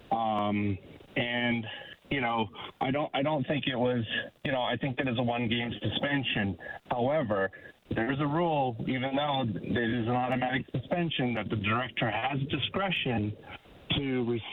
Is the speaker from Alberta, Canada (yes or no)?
yes; Edmonton, Alberta, Canada; now in San Diego, United States; born and raised in Edmonton, moved, you know, down in the U.S. 1990.